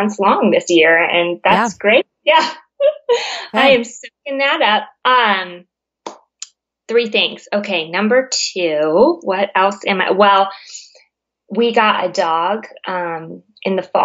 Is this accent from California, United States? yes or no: yes; California, United States; now in Virginia, United States; I grew up in California, so this Virginia business is not like winter here is not working for me